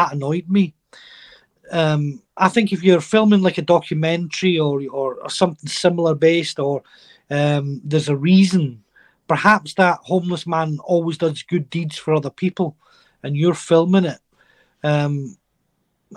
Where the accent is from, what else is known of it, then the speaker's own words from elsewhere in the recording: Shetland, Scotland, United Kingdom; a Shetlander, I'm Scottish. I'm always Scottish.